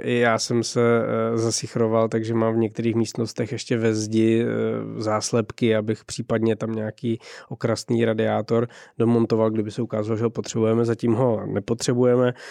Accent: Czechia; každý, kdo jako z Čech

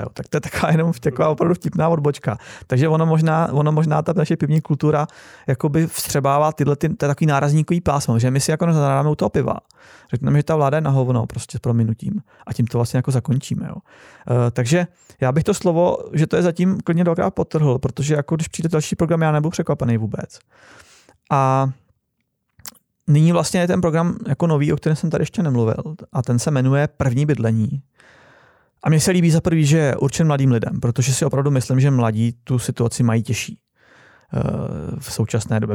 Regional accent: Czechia; moved away; also born or lived in Poland; My jsme Češi

